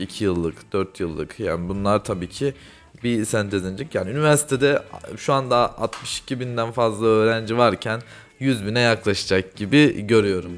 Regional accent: Kayseri Province, Turkey; Ben Kayseriliyim

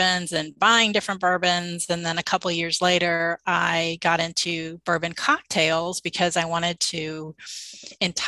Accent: Louisville, Kentucky, United States; moved away as an adult; also born or lived in Nashville, Tennessee; I grew up in the Louisville, Kentucky area, and I lived in Nashville for about 17 years. And when we moved back here

